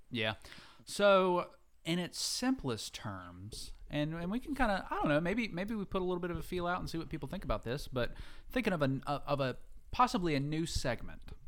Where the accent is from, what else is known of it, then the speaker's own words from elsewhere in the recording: the South, United States; we're from the South, so we have slang